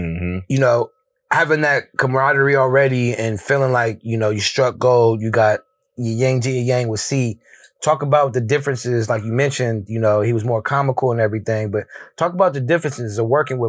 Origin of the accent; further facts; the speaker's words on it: California, United States; I'm from the Bay.